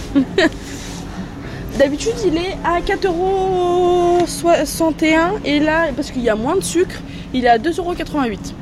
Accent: France; on est des Français

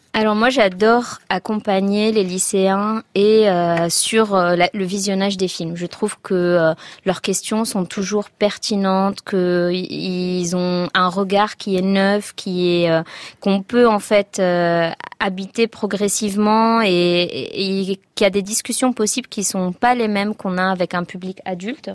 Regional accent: Tunisia; j'ai aimé hein, mon enfance en Tunisie

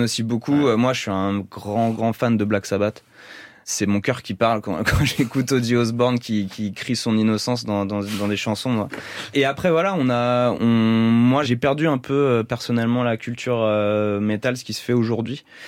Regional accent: Paris, Île-de-France, France; On est parisien

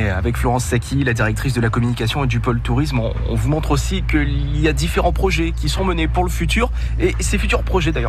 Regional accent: Gard, Occitania, France; Et c'est à découvrir ici, chez nous dans le Gard, au Salin d'Aigues-Mortes

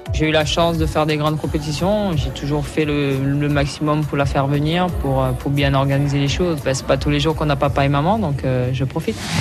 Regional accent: Martinique; moved away; chez moi, en Martinique

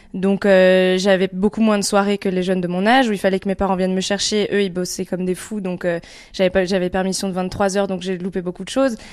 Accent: Picardy, Hauts-de-France, France; also born or lived in Lille; Moi, je suis né à Lille, mais j'ai vécu que les deux premières années de ma vie. Ensuite, mes parents ont déménagé ici en Picardie

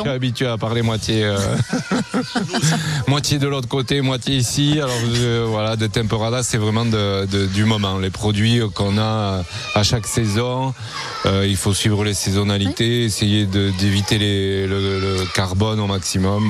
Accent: Hendaye, Nouvelle-Aquitaine, France; also born or lived in San Sebastián, Spain; je suis né à Donosti et j'ai toujours habité à Andaï

